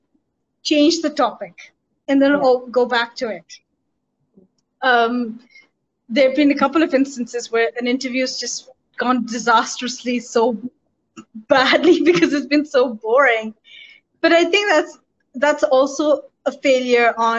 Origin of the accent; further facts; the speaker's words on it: United Kingdom; moved away as an adult; also born or lived in London; now in Pakistan; having grown up in the West as a brown female, as a South Asian, as a Pakistani, as a minority member